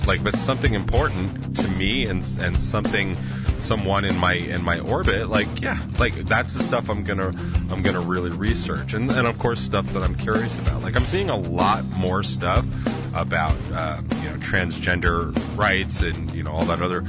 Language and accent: English; Northport, New York, United States; I grew up in Northport